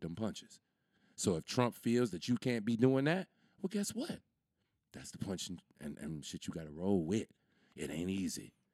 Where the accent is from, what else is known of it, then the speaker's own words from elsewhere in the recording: United States; I'm from America